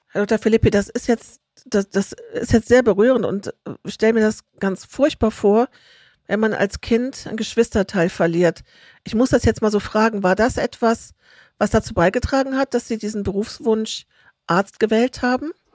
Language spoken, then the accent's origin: German; Rhineland, Germany; Ich bin im Rheinland groß geworden, im katholisch-konservativen Umfeld